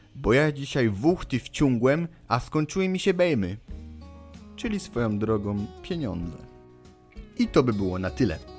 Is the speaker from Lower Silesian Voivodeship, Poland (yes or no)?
no; Poznań, Greater Poland, Poland; dla nas poznaniaków